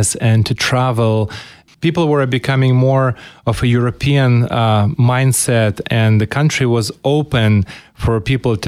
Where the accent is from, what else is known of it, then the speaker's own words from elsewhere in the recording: Ukraine; moved away as an adult; now in Spokane, United States; I was born in Ukraine and grew up in Ukraine while the Ukraine was part of the former Soviet Union.